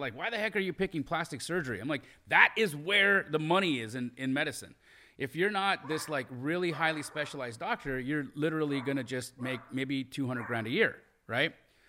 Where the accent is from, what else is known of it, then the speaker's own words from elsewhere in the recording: Calgary, Alberta, Canada; also born or lived in Los Angeles, United States; So I grew up in Calgary, Alberta, Canada. I'm an American Canadian citizen, so I'm dual. Born in LA. At 5, my parents move us to Calgary, Alberta. I grow up there, and I grew up in a real, like, poor